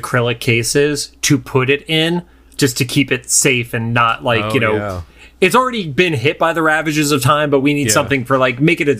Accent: Northeast, United States; growing up in the Northeast, there were certain Saturday morning shows on, like, what would become the WB 11 that would get preempted by basketball and stuff like that.

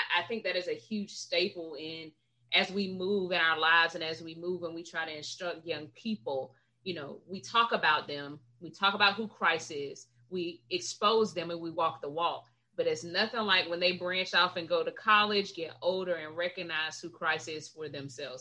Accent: Gadsden County, Florida, United States; I grew up right outside of Tallahassee in Gadsden County.

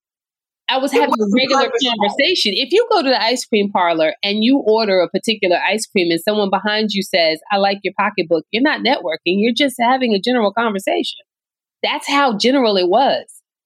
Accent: Orange, New Jersey, United States; also born or lived in North Carolina; I am from Orange, New Jersey, born and raised

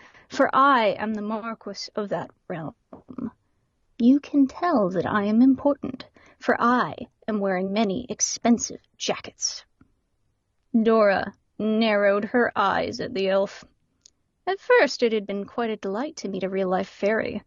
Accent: Canada; accent: Canadian; we get the Canadian accent instead

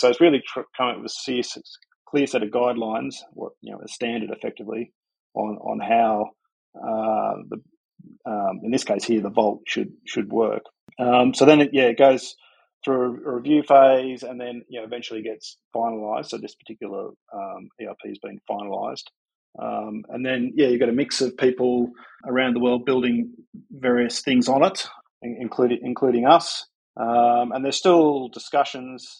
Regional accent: Sydney, New South Wales, Australia; I'm from Sydney

